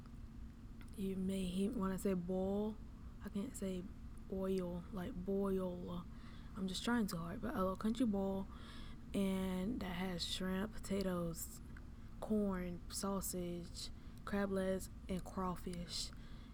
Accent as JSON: {"language": "English", "region": "the South", "country": "United States", "said": "I am from the South"}